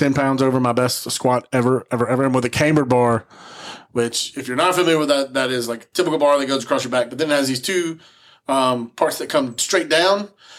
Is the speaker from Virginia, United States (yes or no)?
no; Alabama, United States; Those of y'all that aren't from around here, just because we're from Alabama